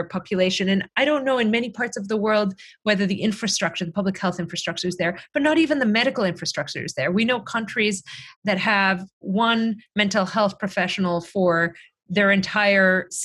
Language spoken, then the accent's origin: English; Greece; moved away; my home country where, you know, I grew up, where my parents live in Greece